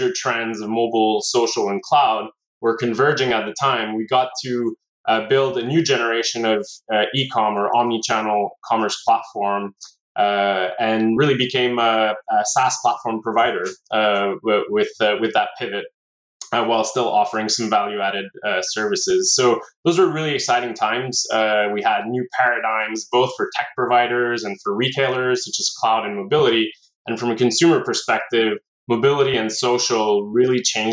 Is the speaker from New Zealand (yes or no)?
no; Montreal, Quebec, Canada; Was born and raised in Montreal